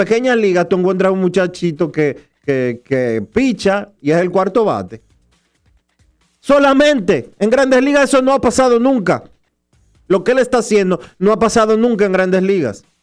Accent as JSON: {"language": "Spanish", "country": "Dominican Republic", "said": "Nosotros quisiéramos decirles a, ustedes que como dominicanos quieren oír eh, que Vladimir Guerrero es el más valioso por encima de la cabeza de cualquiera"}